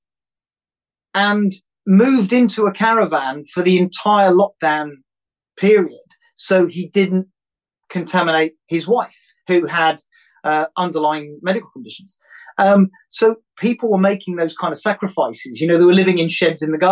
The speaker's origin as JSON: {"language": "English", "country": "United Kingdom", "said": "being British"}